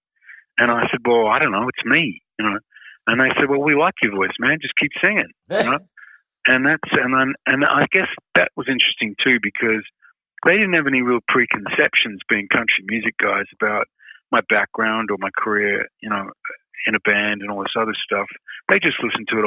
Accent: Perth, Western Australia, Australia; when I was a little kid and I grew up in Perth

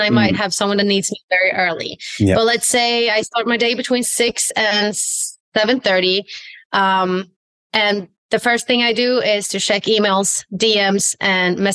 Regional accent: Sweden; moved away as an adult; now in California, United States; I am originally from Sweden

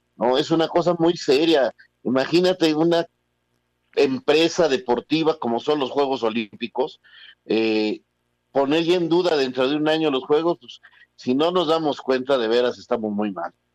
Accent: Mexico; cómo somos los mexicanos

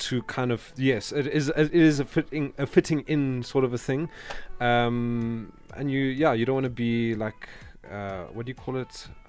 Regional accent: Johannesburg, Gauteng, South Africa; also born or lived in Cape Town; I was born in Cape Town, but grew up in Johannesburg. And so this is how I normally sound. But when I'm with my cousins, like a little bit of the Cape Coloured accent comes out in me.

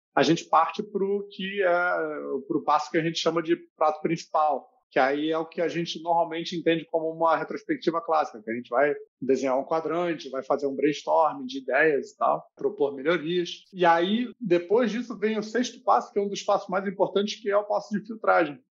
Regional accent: Rio de Janeiro, Brazil; moved away as an adult; also born or lived in Germany; now in Barcelona, Spain; pelo sotaque, acho que o sotaque entrega um pouco, né? Eu sou do Rio

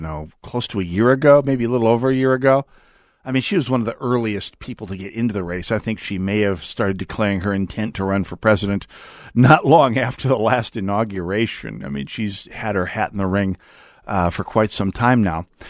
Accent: North Dakota, United States; growing up in North Dakota, where weather is a serious business

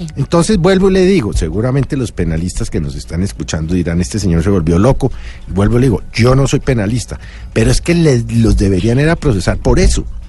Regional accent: Colombia; como ciudadano, como colombiano

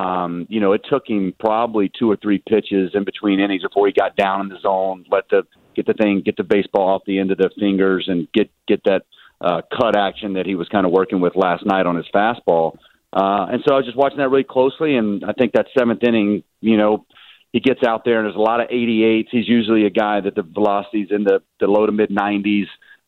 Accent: the South, United States; My dad, we're from the South. I don't think we wear too many robes down there

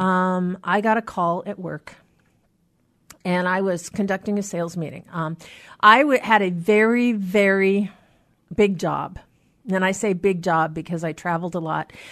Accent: Anacortes, Washington, United States; now in Seattle, United States; from my hometown in Anacortes

